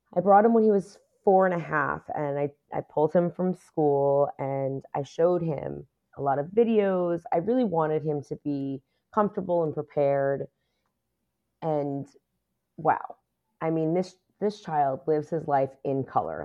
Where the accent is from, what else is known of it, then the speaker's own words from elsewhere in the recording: New York City, New York, United States; I was born and raised in New York City. I lived in Queens for m, pretty much all of my life